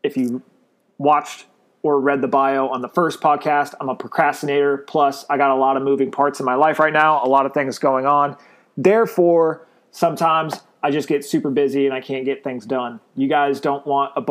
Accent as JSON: {"language": "English", "town": "Glendale", "region": "Arizona", "country": "United States", "tie": "born or raised there", "moved": "yes", "lives_now": "Northwest Florida, United States", "said": "I was born and raised in Glendale, Arizona. I currently live in Northwest Florida"}